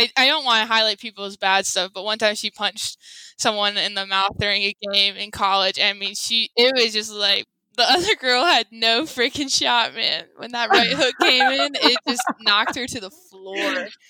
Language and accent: English; Tennessee, United States; I'm from Tennessee.